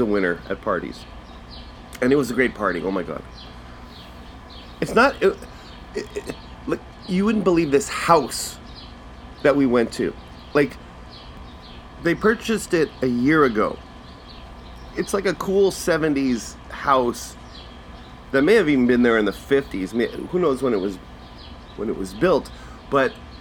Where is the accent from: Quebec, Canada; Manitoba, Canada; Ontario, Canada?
Manitoba, Canada; I'm from Manitoba